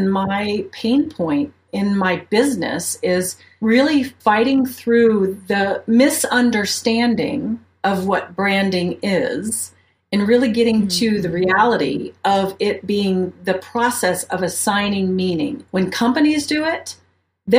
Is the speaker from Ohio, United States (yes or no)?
yes; Ohio, United States; moved away as an adult; also born or lived in Mobile, Alabama; now in Colorado Springs, United States; where I'm from, if you want to go way back, I'm from Ohio. I'm a Midwest gal